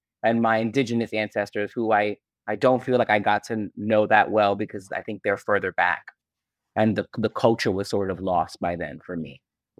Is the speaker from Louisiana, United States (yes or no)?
no; Connecticut, United States; And because I'm from Connecticut, and there's a politician there who is Puerto Rican, and he wants Latinx removed from all government documents.